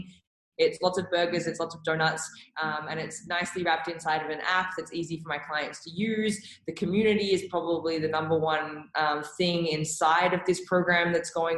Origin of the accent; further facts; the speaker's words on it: Melbourne, Victoria, Australia; moved away as an adult; also born or lived in New York; now in Calgary, Canada; So originally I'm from Melbourne. That's where I grew up in Australia.